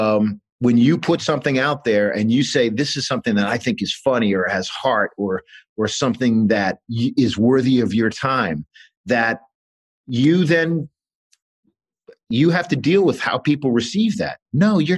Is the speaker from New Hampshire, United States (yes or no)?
yes; New Hampshire, United States; moved away as an adult; I'm from New Hampshire